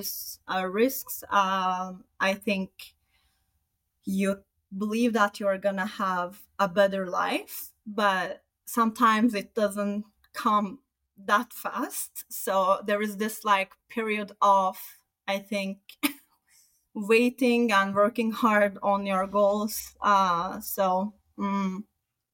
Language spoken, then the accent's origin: English; Turkey; moved away as an adult; also born or lived in Sweden; now in Canada; I'm from Turkey, and before Turkey, I also lived in Sweden